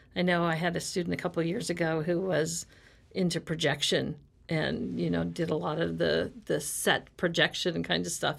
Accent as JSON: {"language": "English", "region": "Midwest", "country": "United States", "moved": "yes", "said": "I'm from the Midwest"}